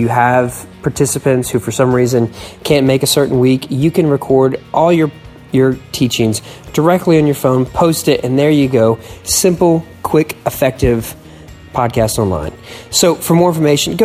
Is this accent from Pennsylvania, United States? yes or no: yes; Audubon, Pennsylvania, United States; moved away; also born or lived in Philadelphia; I was born in Philadelphia, grew up in Audubon